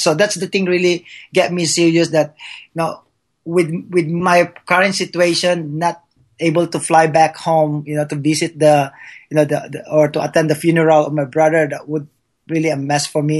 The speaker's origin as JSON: {"language": "English", "country": "Philippines", "second_language": "English", "moved": "yes", "lives_now": "United States", "said": "being a Filipino, that uh, uh, English is my second language"}